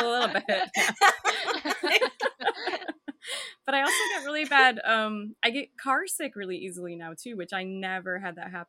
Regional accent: Michigan, United States; I grew up in Michigan.

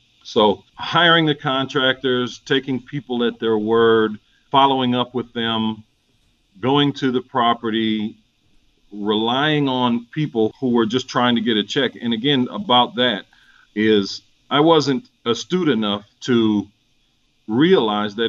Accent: St. Paul, Minnesota, United States; moved away as an adult; now in Atlanta, United States; I'm originally from St. Paul, Minnesota. This has been home since 96 for me.

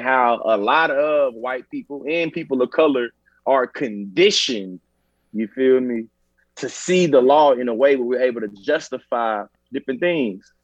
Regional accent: Bryan, Texas, United States; I'm born and raised in Texas

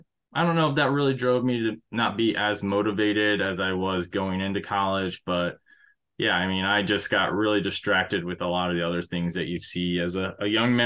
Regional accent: Arizona, United States; born there; also born or lived in Guam / Oklahoma / Panama / North Dakota; I started off, I was born in Arizona. We moved to Guam, Oklahoma, Panama, the country.

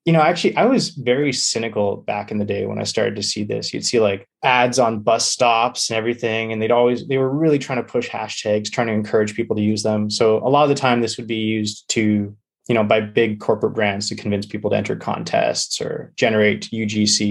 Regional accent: British Columbia, Canada; I'm from British Columbia

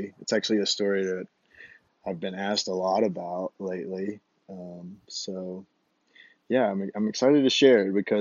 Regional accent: Phenix City, Alabama, United States; moved away as an adult; also born or lived in Savannah, Georgia; now in Moab, United States; I grew up in Alabama, a town called Phoenix City, Alabama.

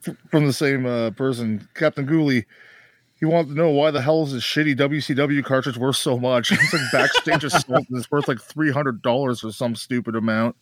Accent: Canada; I'm Canadian

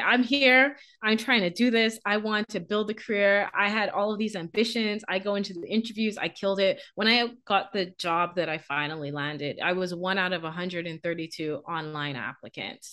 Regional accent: Bahamas; moved away as an adult; now in Canada; I'm from the Bahamas.

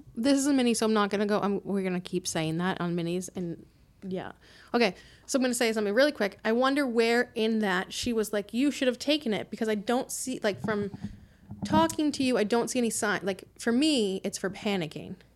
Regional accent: Quincy, Massachusetts, United States; we grew up in Quincy

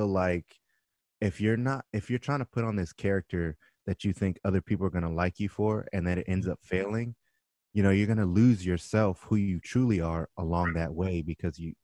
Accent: Orange County, California, United States; I grew up in Orange County, so I didn't grow up around a lot of Black people

